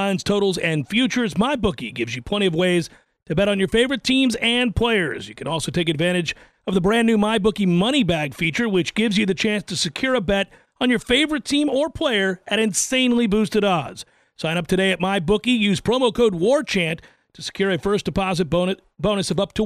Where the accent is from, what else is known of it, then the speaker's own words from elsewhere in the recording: Tallahassee, Florida, United States; "Oh, where are you from?" And I said, "Tallahassee."